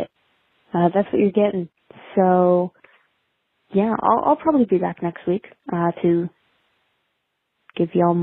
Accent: New Jersey, United States; I'm from Jersey

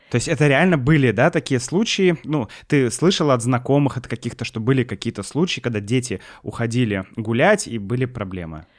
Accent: Saint Petersburg, Russia; мое детство в Санкт-Петербурге

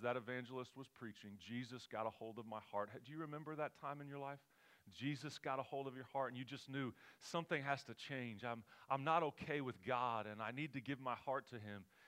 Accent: Oklahoma, United States; moved away as an adult; now in California, United States; We're from Oklahoma.

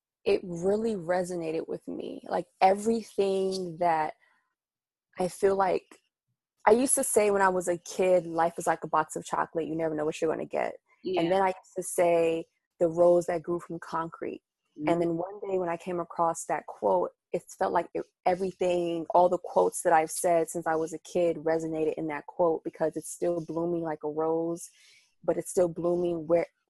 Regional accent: Maryland, United States; moved away as an adult; also born or lived in Washington, D.C., United States / Nigeria (ancestry); now in New York City, United States; we moved to Maryland. And I was in Maryland up until about 2014

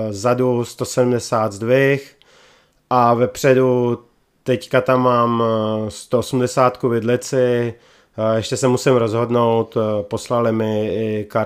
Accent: Krnsko, Central Bohemian Region, Czechia; No, já jsem původem z Krnska.

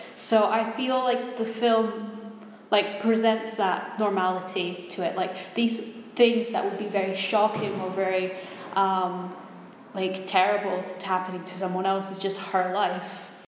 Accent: Blairgowrie, Scotland, United Kingdom; I grew up near Dundee, like I grew up in Blairgowrie, Perthshire.

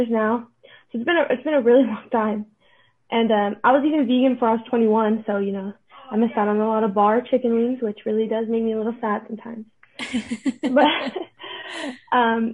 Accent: Florida, United States; now in West Texas, United States; I'm originally from Florida. Well, I'm from Texas. I like to say I grew up in Florida, but at this point in my life, I'm from Texas now

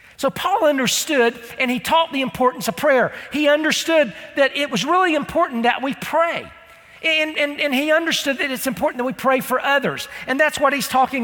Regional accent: United States; I'm from Polk County

